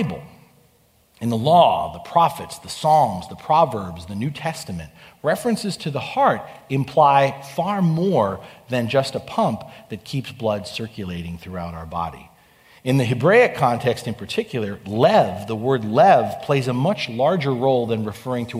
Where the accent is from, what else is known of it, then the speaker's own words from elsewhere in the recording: New York, United States; now in California, United States; I grew up on the East Coast in New York